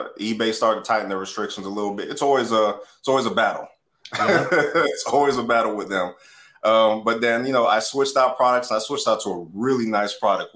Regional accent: Atlanta, Georgia, United States; now in South Florida, United States; I grew up in Atlanta.

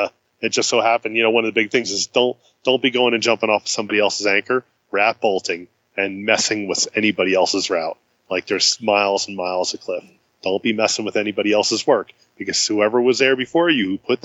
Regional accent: New Jersey, United States; moved away; born and raised in New Jersey

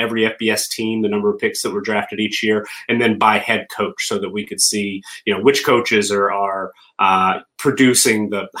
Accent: the South, United States; accent: Southern; But I every once in a while my Southern accent will slip out on a particular word, yes, too, but I lost the majority of my accent long ago, I think.

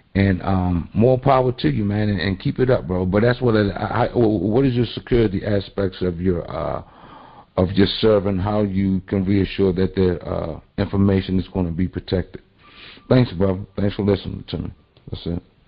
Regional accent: Baltimore, Maryland, United States; I'm also from the Baltimore area

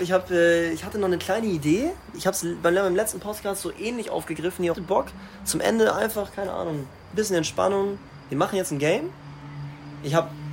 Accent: Starnberg, Bavaria, Germany; ich komme aus Starnberg

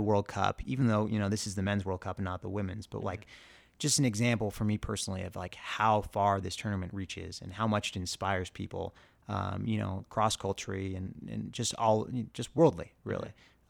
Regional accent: Claremont, California, United States; I grew up in the Inland Empire, you know, our northeast of LA in a town called Claremont.

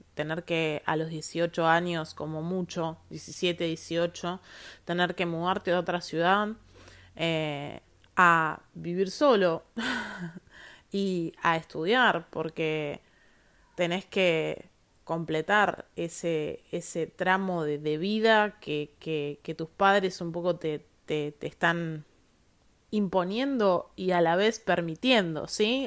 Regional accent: Viedma, Río Negro, Argentina; yo soy de Viedma, de Río Negro. Eh, si bien soy de una ciudad capital eh, donde nací y donde vivo actualmente

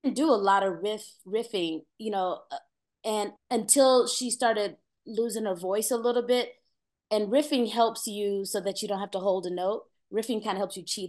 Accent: Peoria, Illinois, United States; moved away as an adult; also born or lived in Atlanta, Georgia; now in Los Angeles, United States; I'm from Peoria, Illinois. It's a very country town. My first job, like, you can work there at 13 legally

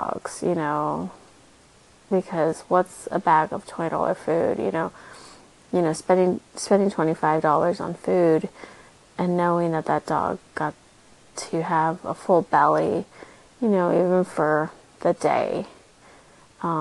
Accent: South Texas, United States; now in Austin, United States; I grew up in South Texas

